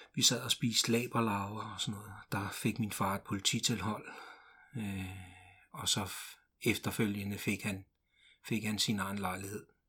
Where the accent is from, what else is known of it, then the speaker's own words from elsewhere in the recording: Ringsted, Zealand, Denmark; also born or lived in Glumsø; Min mor flyttede til Ringsted, øh, og jeg kan huske, at, øh, vi kørte i sådan en lille flyttebil, øh, fra Glumsø